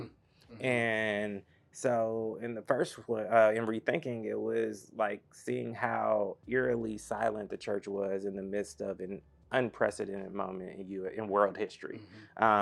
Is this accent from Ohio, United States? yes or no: no; Atlanta, Georgia, United States; I'm from Atlanta